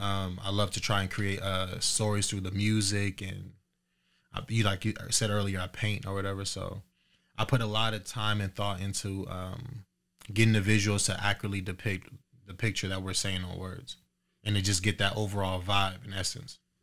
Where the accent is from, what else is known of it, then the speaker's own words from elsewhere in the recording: Riverside, California, United States; also born or lived in Moreno Valley, California; now in Dayton, United States; I grew up in California, um, between Merino Valley, Riverside, uh, my pops is from